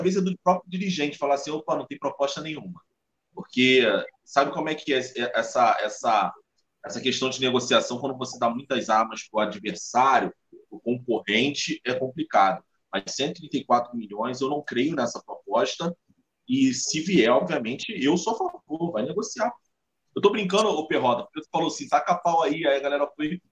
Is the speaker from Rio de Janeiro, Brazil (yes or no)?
yes; Nilópolis, Rio de Janeiro, Brazil; Eu sou de Nilópolis